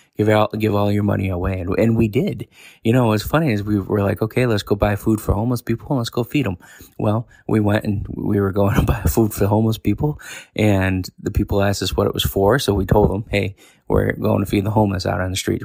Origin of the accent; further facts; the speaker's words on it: New York, United States; moved away as an adult; now in Tennessee, United States; I live most of my life in New York.